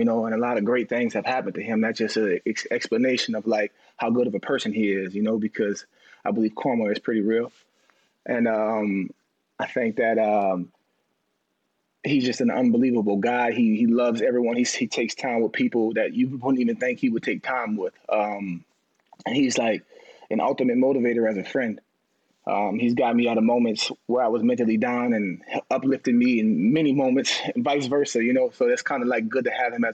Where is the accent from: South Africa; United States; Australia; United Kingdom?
United States; New Orleans, Louisiana; I'm from New Orleans